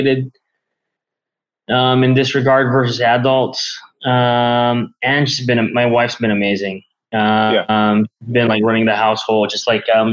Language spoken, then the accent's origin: English; Manila, Metro Manila, Philippines; I was born and raised here in Manila, Philippines